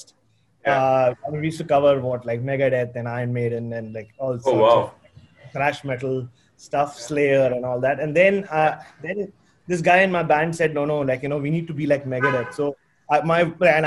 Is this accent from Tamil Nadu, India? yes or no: no; Mumbai, Maharashtra, India; first language Tamil; English is a second language; moved away as an adult; now in Australia; I grew up in Bombay. I was born in Ghatkopar.